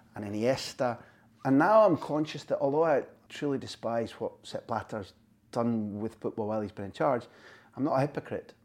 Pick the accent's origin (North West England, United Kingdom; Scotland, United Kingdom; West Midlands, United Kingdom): Scotland, United Kingdom; Scot; as a Scot